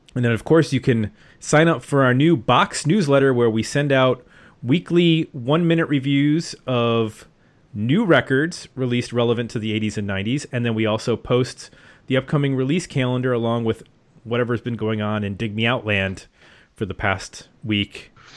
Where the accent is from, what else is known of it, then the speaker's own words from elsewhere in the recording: Buffalo, New York, United States; as an honorary Canadian, because I grew up in Buffalo.